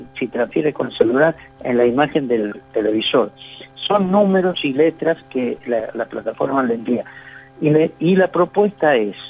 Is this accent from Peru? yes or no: no; Santiago del Estero, Argentina; yo soy de Santiago del Estero